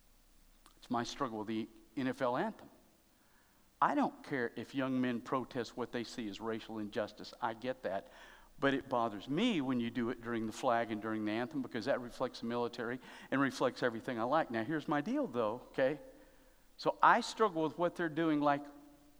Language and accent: English; United States; I love being an American